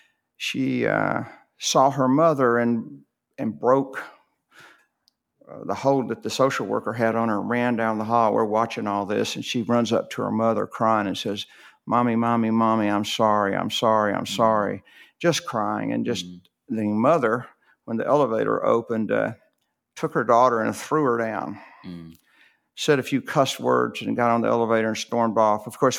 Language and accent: English; Rome, Georgia, United States; born there; Yeah. I was born in Rome, Georgia.